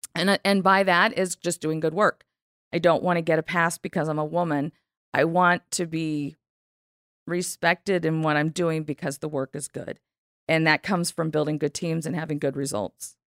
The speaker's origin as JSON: {"language": "English", "region": "Southern California", "country": "United States", "tie": "born or raised there", "said": "I'm from California."}